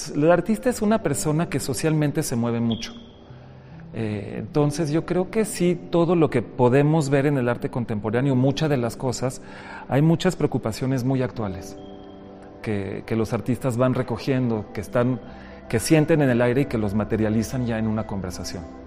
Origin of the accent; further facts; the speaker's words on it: Mexico; also born or lived in Panama / Europe; Nací en Panamá, soy, soy de un origen muy mezclado, ¿no? Mis cuatro abuelos vienen de países diferentes. Entonces yo nací en Panamá, mi mamá es panameña, pero llegué a México